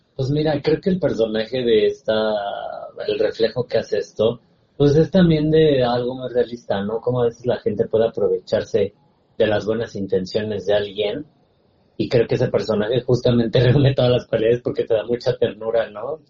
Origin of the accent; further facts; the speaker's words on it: Sierra Norte de Puebla, Mexico; crecí en la Sierra Norte de Puebla